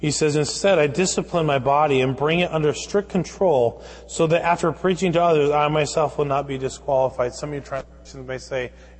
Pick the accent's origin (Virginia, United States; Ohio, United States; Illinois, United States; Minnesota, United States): Minnesota, United States; Fridley; growing up in Fridley, Minnesota